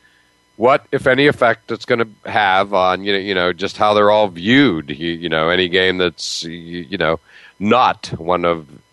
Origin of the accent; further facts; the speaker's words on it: near Penn State, Pennsylvania, United States; now in Massachusetts, United States; I grew up near Penn State. I live 20 minutes from BC now.